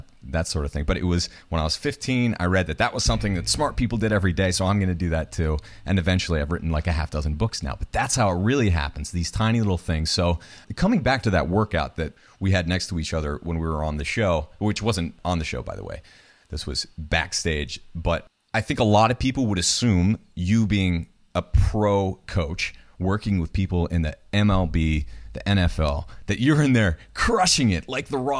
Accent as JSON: {"language": "English", "region": "New Hampshire", "country": "United States", "tie": "born or raised there", "said": "I grew up in New Hampshire."}